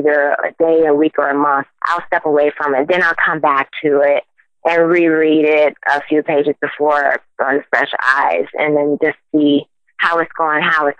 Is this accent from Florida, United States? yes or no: yes; Fort Lauderdale, Florida, United States; moved away as an adult; I was born and raised in Fort Lauderdale, Florida, all the way in the South.